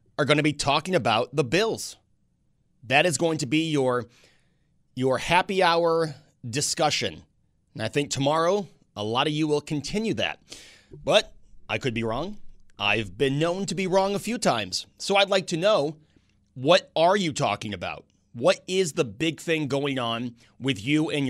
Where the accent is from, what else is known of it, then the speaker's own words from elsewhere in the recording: New York, United States; a millennial growing up in New York, most of my friends are liberals.